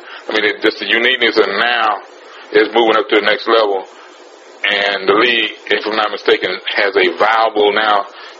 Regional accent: Houston, Texas, United States; being the three people that we are from Houston

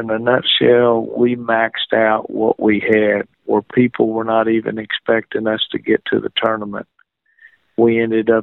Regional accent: Dallas, Texas, United States; my hometown of Dallas

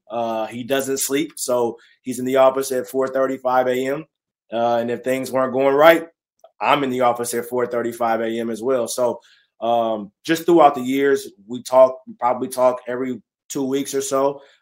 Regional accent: California, United States; born there; also born or lived in Texas; Born in California, moved to Texas, then uh, was itching to get back to California.

